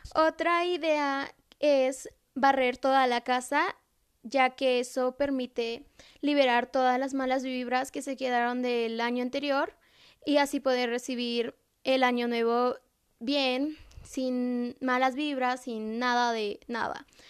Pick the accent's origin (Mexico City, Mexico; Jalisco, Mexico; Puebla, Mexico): Puebla, Mexico; San Bernardino Tlaxcalancingo; En mi pueblo, que es San Bernardino Tlaxcalantingo